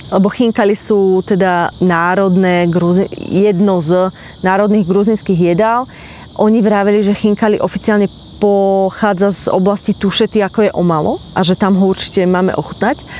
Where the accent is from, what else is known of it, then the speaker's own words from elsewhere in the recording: Slovakia; my sme Slováci, ktorí sme vedľa Ukrajiny